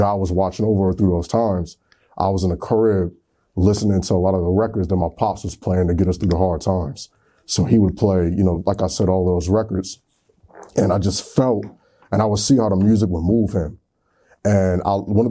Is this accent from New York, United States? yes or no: yes; Niagara Falls, New York, United States; I'm from Niagara Falls, New York